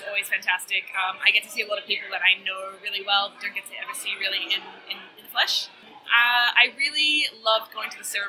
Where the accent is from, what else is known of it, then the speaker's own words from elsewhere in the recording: Melbourne, Victoria, Australia; I write fantasy and horror. I've been experimenting recently with interactive fiction, I came from Melbourne, Australia.